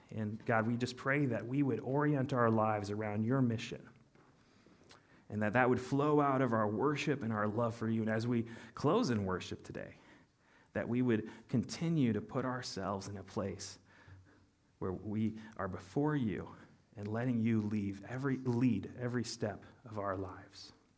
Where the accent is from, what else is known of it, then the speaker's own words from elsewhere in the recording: United States; as American Christians